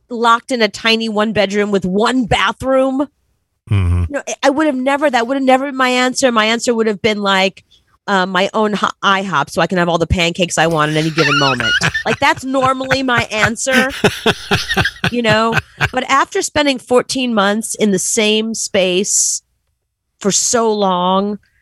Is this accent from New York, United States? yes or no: yes; New York City, New York, United States; growing up in Brooklyn